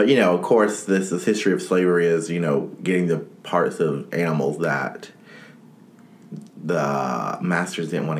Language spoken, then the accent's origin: English; United States; I'm an American